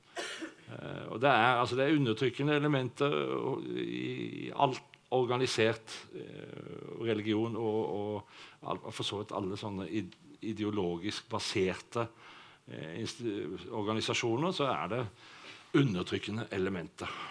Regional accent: Sauda, Rogaland, Norway; jeg vokste opp i Sauda

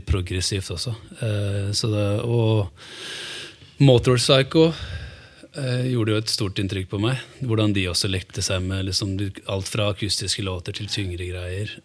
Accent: Hamar, Innlandet, Norway; also born or lived in Italy; now in Oslo, Norway; Jeg er oppvokst på Storhamar

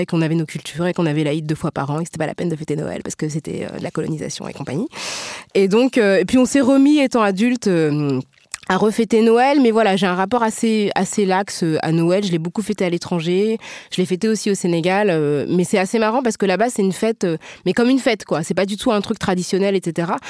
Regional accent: France; ce qu'on peut vivre nous en tant que Français puisqu'on est toutes françaises, euh, je crois, toutes les quatre autour de la table.

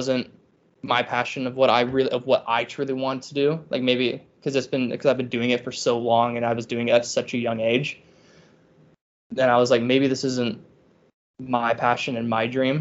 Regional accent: Charleston, South Carolina, United States; I'm from Charleston

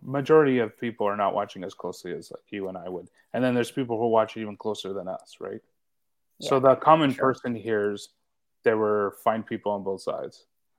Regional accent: Canada; I mean, I'm Canadian.

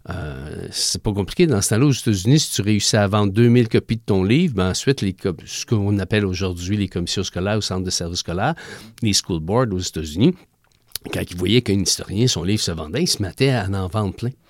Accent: Quebec, Canada; Nous, ici, au Québec, au Canada

